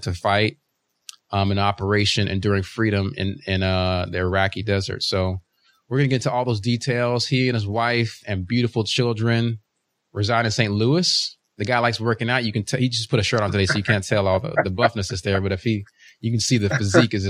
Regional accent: Uganda; now in United States; I was born in Uganda, so we're immigrants to this country

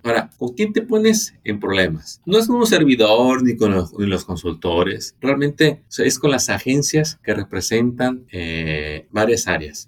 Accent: Mexico; now in United States; Soy originario de México

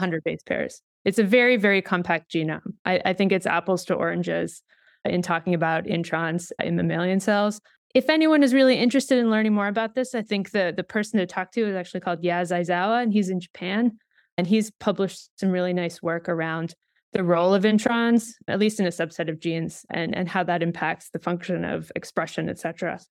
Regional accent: Canada; moved away; I'm Canadian

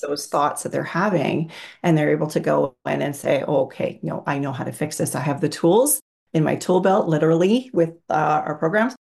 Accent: Canada; I'm from Canada

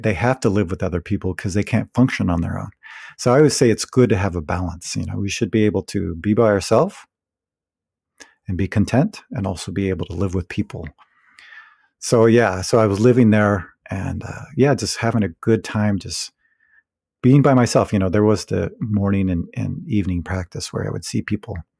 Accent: California, United States; moved away; also born or lived in Providence / Berkeley; I'm originally from California, so, you know, California always felt like home

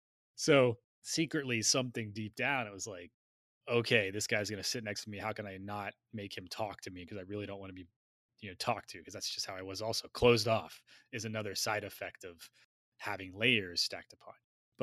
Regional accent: Tennessee, United States; He grew up in the same area that I grew up in Tennessee.

